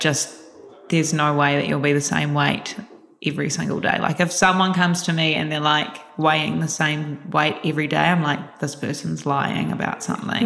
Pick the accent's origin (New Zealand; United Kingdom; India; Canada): New Zealand; Christchurch, Canterbury; moved away as an adult; now in Auckland, New Zealand; I am originally from Christchurch, New Zealand, and then moved up to Auckland after the earthquakes